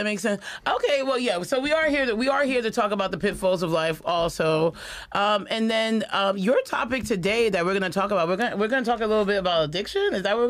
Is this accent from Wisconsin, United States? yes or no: no; New York City, New York, United States; I'm from Astoria